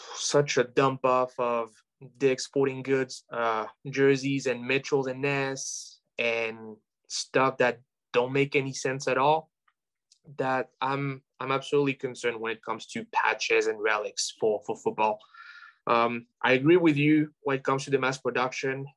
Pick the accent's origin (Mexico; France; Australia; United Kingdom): France; moved away as an adult; now in United States; where I'm from, uh, make it known and aware that, yes, I'm French and I'm, I mean, I'm French American now